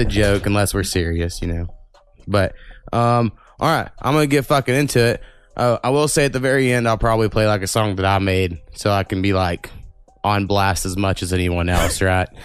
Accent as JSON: {"language": "English", "region": "Oklahoma", "country": "United States", "said": "we're from Oklahoma we can't fucking read half the time"}